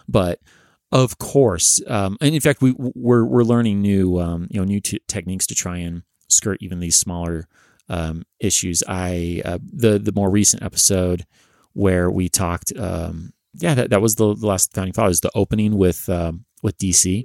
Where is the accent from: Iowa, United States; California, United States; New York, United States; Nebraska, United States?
California, United States; accent: Californian; also born or lived in Massachusetts / New Hampshire; my super Californian accent